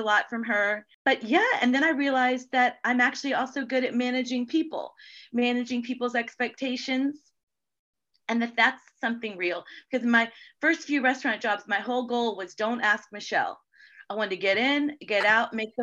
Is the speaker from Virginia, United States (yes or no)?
yes; Virginia Beach, Virginia, United States; I grew up in Virginia Beach, Virginia. I lived all over before, but I ended up there